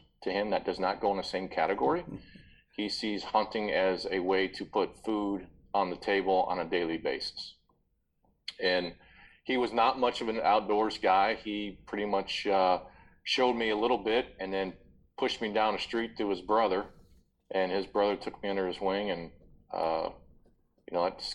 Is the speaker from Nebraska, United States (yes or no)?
yes; Papillion, Nebraska, United States; born and raised in Papillion, Nebraska, which is a suburb of Omaha